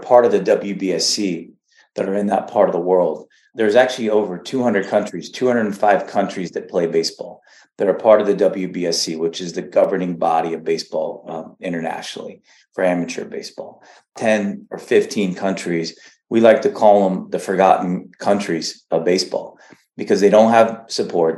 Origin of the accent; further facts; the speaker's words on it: Texas, United States; I was born in Texas